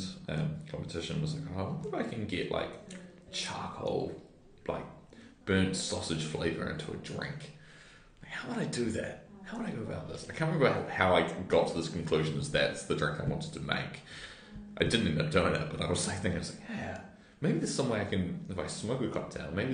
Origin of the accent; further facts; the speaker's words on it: Waikato Beach, New Zealand; now in Wellington, New Zealand; growing up in Waikato Beach